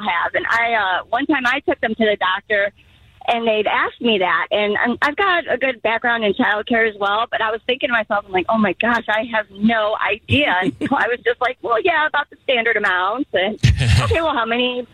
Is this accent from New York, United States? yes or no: no; Chicago, Illinois, United States; now in Columbia, United States; I'm from Chicago. I moved away